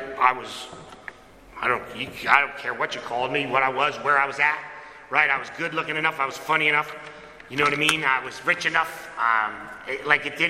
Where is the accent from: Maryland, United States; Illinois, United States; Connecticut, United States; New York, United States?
Connecticut, United States; now in Apex, United States; I was born and raised in Connecticut